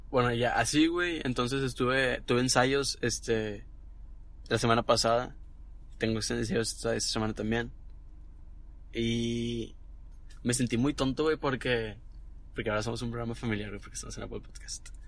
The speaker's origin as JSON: {"language": "Spanish", "region": "Nuevo León", "country": "Mexico", "accent": "norteño", "said": "Pero yo no quiero perder mi acento, güey."}